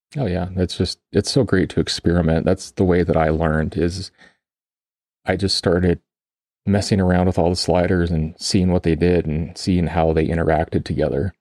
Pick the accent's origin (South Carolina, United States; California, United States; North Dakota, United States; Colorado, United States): Colorado, United States; I grew up in Colorado